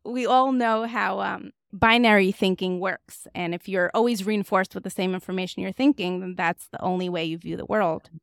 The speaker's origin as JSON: {"language": "English", "region": "Moscow", "country": "Russia", "tie": "born or raised there", "moved": "yes", "said": "I was raised in Moscow, Russia"}